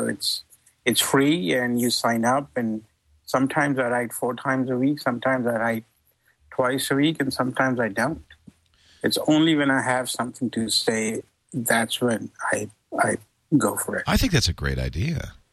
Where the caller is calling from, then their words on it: California, United States; from People's Republic of California.